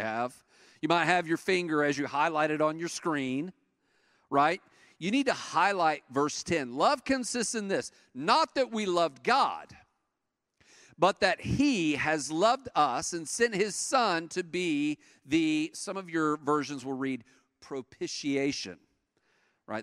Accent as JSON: {"language": "English", "region": "East Tennessee", "country": "United States", "said": "I'm from East Tennessee, and in East Tennessee, uh, in the mountains over there, that's where all of my people are from"}